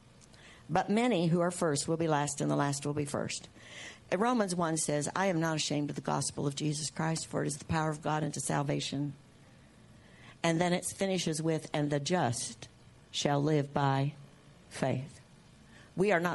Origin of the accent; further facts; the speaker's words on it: United States; I'm an American. While I'm in the earth, I'm an American